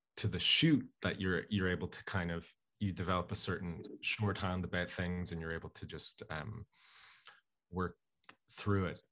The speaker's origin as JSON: {"language": "English", "town": "Dublin", "region": "Leinster", "country": "Ireland", "tie": "born or raised there", "said": "myself and my friends and people I knew growing up in Dublin"}